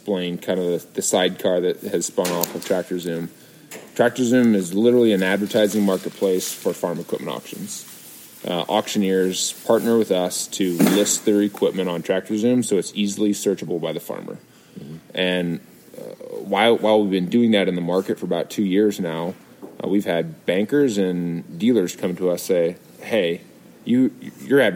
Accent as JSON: {"language": "English", "region": "Southeast Iowa", "country": "United States", "tie": "born or raised there", "said": "I grew up in Southeast Iowa"}